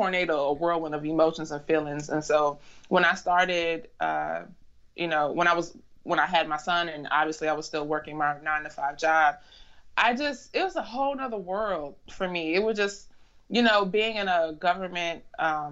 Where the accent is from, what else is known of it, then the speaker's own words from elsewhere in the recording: Chicago, Illinois, United States; moved away as an adult; now in DMV area, United States; I'm originally from Chicago, Illinois. I moved to the DMV area for a job